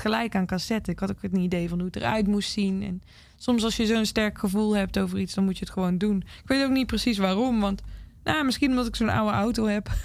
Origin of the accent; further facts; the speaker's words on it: Zaltbommel, Gelderland, Netherlands; also born or lived in Nashville; now in Utrecht, Netherlands; in de buurt van Zalbommel, waar ik dus vandaan kom